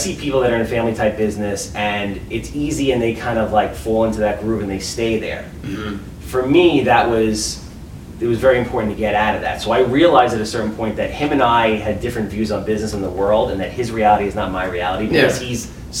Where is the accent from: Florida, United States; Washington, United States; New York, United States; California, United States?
New York, United States; Wantagh; also born or lived in Brooklyn / Hempstead; I was born in Brooklyn. I was raised in Wantagh. Wantagh is a bubble. Long Island is a bubble.